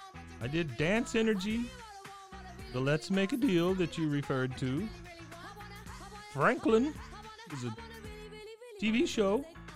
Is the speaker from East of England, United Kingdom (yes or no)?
yes; Watford, East of England, United Kingdom; born there; again, August 6, 1972. I was born in Watford, Hertfordshire.